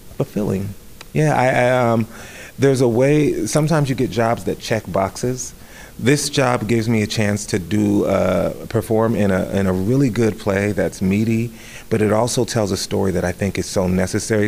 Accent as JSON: {"language": "English", "town": "Riverside", "region": "California", "country": "United States", "moved": "as an adult", "said": "I came from the Los Angeles County area, a suburban city called Riverside"}